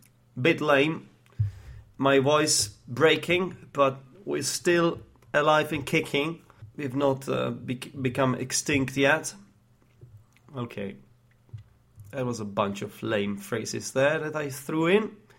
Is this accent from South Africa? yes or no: no; Prague, Czechia; English is a second language; moved away as an adult; I grew up in Prague, uh, the capital of the Czech Republic.